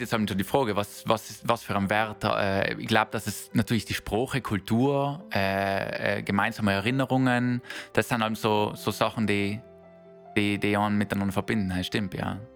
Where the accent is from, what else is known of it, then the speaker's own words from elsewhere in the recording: South Tyrol, Trentino-Alto Adige, Italy; moved away; meiner Heimat Südtirol